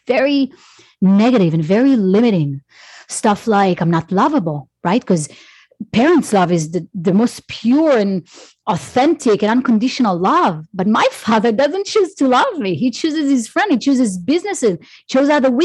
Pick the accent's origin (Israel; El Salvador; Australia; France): Israel; I grew up in Israel.